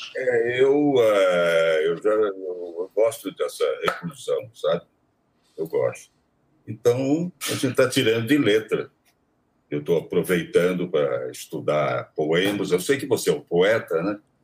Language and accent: Portuguese; Taubaté, São Paulo, Brazil; Taubaté, né? Onde eu nasci, eh, na estação de Taubaté, na, na, no clube onde eu jogava tênis